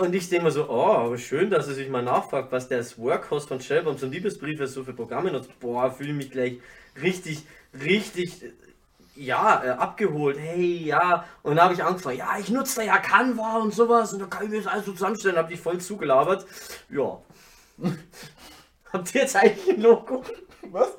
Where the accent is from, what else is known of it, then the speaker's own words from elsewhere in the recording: Ingolstadt, Bavaria, Germany; Aus Ingolstadt